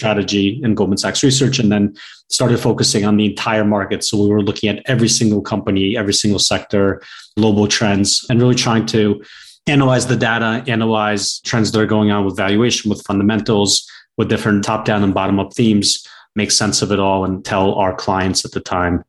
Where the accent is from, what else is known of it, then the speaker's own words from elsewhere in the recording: Chernivtsi, Chernivtsi Oblast, Ukraine; now in Miami, United States; I was born in Ukraine. I was born in a city called Chernivtsi, which is the same city that Mila Kunis was born